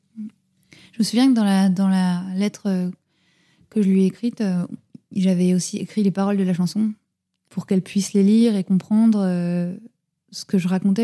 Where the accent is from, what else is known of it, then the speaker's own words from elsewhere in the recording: France; nous on est français